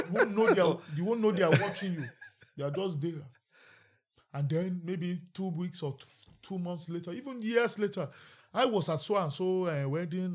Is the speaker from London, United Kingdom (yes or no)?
yes; London, United Kingdom; Peckham has always feel like home